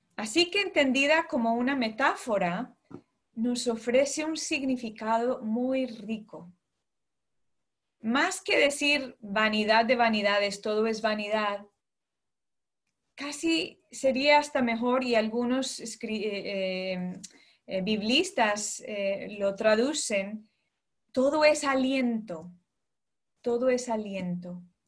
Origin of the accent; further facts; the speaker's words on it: United States; moved away as an adult; now in London, United Kingdom; yo nací, crecí en Estados Unidos, ¿no? de padres colombianos, eh, pero desde hace ya 12 años estoy fuera de, de Estados Unidos